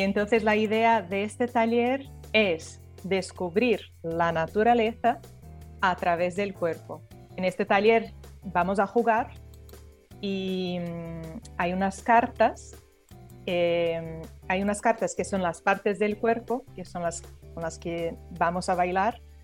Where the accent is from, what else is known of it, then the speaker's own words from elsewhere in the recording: Brazil; moved away; yo soy brasileña